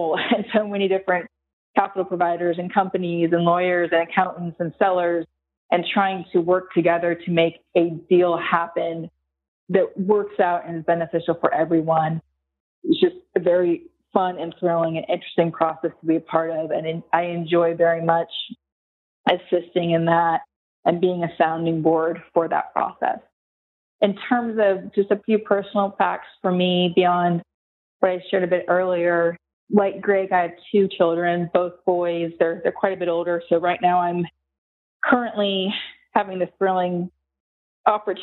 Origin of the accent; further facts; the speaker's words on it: Charlotte, North Carolina, United States; also born or lived in California / Raleigh, North Carolina; I grew up in Charlotte, North Carolina